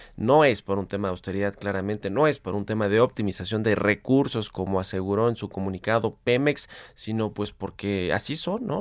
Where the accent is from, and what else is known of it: Mexico